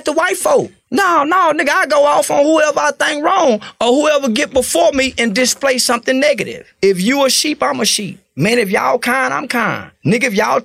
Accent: the South, United States; I'm from the South

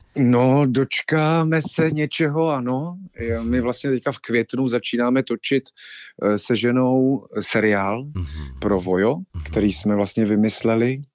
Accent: Ostrava, Moravian-Silesian Region, Czechia; moved away as an adult; also born or lived in Havířov / Krkonoše; now in Prague, Czechia; Letos to bude dvacet let, co jsem z Ostravy odešel

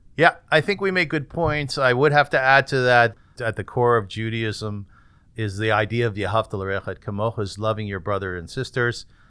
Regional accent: Kitchener, Ontario, Canada; I was born in Kitchener and my father was the rabbi

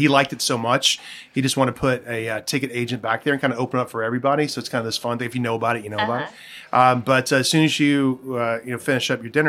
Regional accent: the South, United States; now in San Francisco, United States; I grew up in the South where it's like constantly hot and humid.

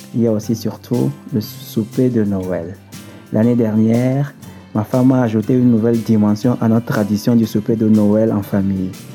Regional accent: Togo; moved away; Je suis originaire du Togo, un pays situé en Afrique de l'Ouest

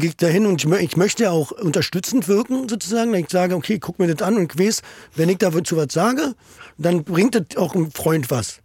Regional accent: Berlin, Germany; Ich bin in Steglitz

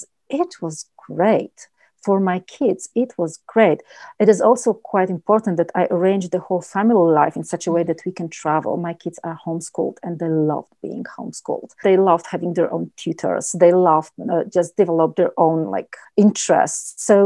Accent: Warsaw, Masovian Voivodeship, Poland; moved away as an adult; now in Kelowna, Canada; I was born in a city. I originally come from Poland. I was born in Warsaw and I was living in Warsaw like lots of years.

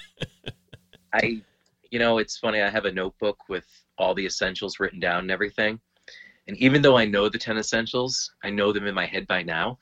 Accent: Lowell, Massachusetts, United States; moved away as an adult; now in Derry, United States; Lowell, Massachusetts, and uh, presently I live in uh, Derry, New Hampshire

